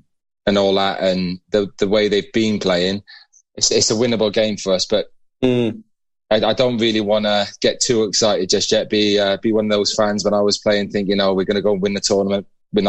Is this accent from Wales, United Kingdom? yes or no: yes; Wales, United Kingdom; I'm a Welshman